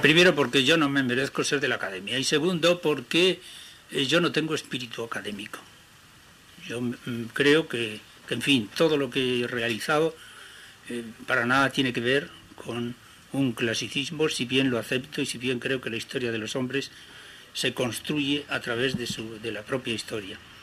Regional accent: Crivillén, Aragon, Spain; moved away; mi pueblo de Cribillén

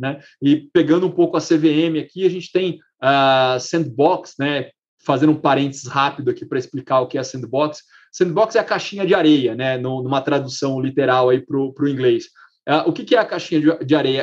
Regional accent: Brazil; como brasileiro

